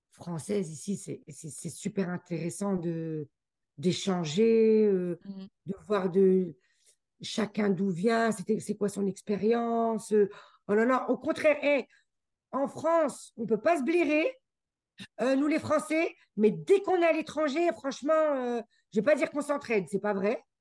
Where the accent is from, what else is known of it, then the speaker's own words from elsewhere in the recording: Geneva, Switzerland; accent: French; now in Canada; comme je venais de Genève et tout, que j'étais dans un environnement anglais et tout